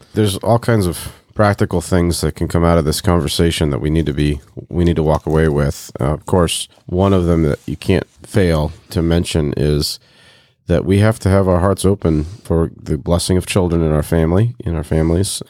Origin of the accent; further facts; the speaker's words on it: Bloomington, Indiana, United States; I was born in Bloomington, Indiana in nineteen eighty-two